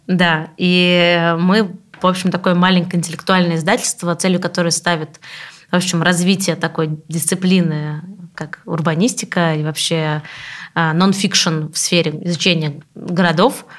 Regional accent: Samara, Samara Oblast, Russia; Самара, мой родной город

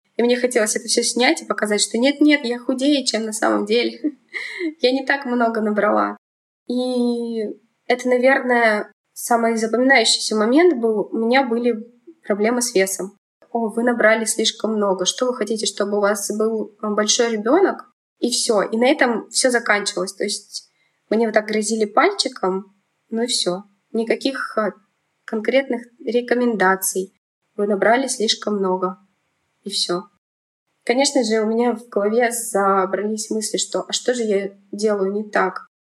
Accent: Kemerovo, Kemerovo Oblast, Russia; moved away as an adult; also born or lived in Belovo, Russia; now in Moscow Oblast, Russia; Родилась я в Кемеровской области, в маленьком городе Белово. Потом переехали мы с мамой в Кемерово. В Кемерово пожили, я там закончила школу

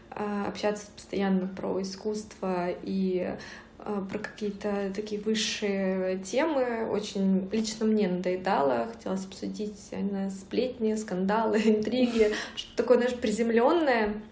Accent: southern Russia, Russia; accent: southern; Я даже говорила не так, как э, все в Санкт-Петербурге говорят. у меня был такой говор

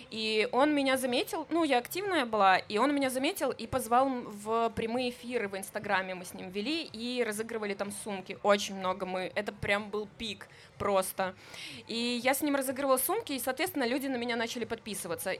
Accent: Luninets, Brest Region, Belarus; я из Лунинца, если вы знаете, это клубничная страна, где нужно было вставать в 5 утра и собирать клубнику

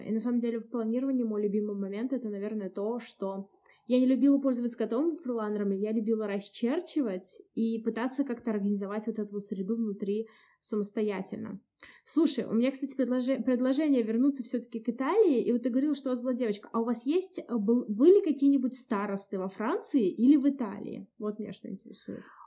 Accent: Samara, Samara Oblast, Russia; из Самары

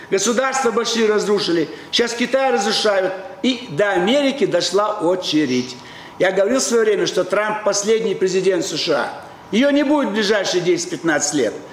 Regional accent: Moscow, Russia; Просто вы киевлянин, вот давайте, а я москвич.

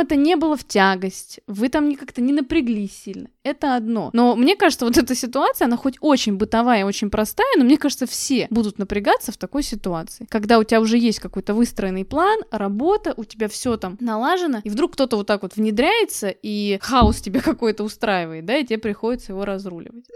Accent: Russia; мы живем в России, да, и родились в России

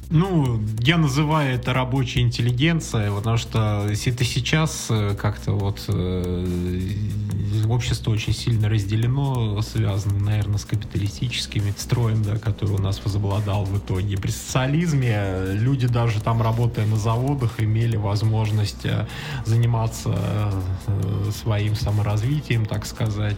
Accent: Orsk, Orenburg Oblast, Russia; мой родной город Орск, соответственно, Оренбургская Московская область

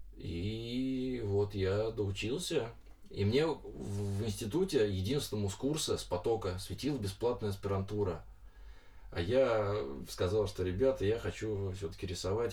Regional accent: Lyubertsy, Moscow Oblast, Russia

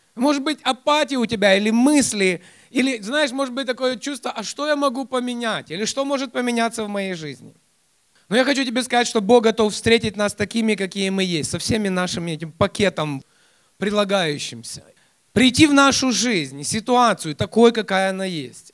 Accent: Kyiv, Ukraine; я воспитывался, хотя я сам и родился в Киеве, но я воспитывался у моих родственников Э, в 200 километрах от Киева

